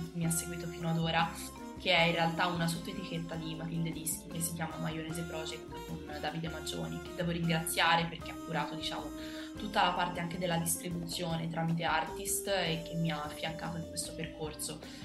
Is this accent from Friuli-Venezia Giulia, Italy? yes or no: no; Piombino, Tuscany, Italy; moved away as an adult; now in Rome, Italy; io sono precisamente di Piombino, provincia di Livorno